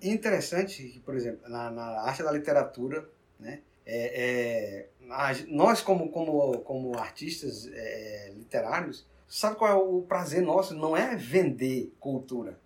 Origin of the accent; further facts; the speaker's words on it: Northeast Region, Brazil; Lá na minha região nordestina